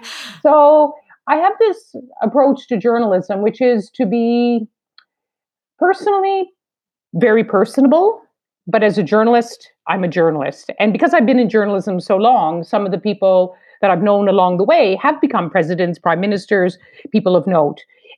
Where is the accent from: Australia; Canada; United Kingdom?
Canada; East Coast; I come from the East Coast of Canada where there's a lot of Irish and Scottish.